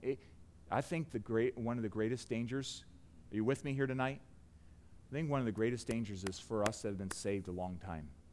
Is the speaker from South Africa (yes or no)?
no; United States; us as Americans